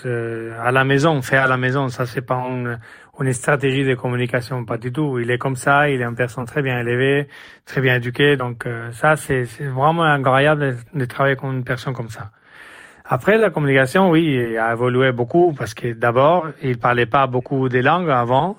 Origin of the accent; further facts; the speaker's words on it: Jerez de la Frontera, Andalusia, Spain; French is a second language; moved away as an adult; also born or lived in Monaco; je suis de Jerez de la Frontera, au sud d'Espagne